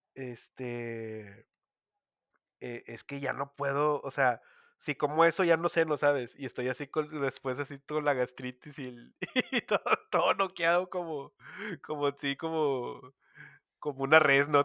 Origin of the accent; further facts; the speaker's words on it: Monterrey, Nuevo León, Mexico; como regio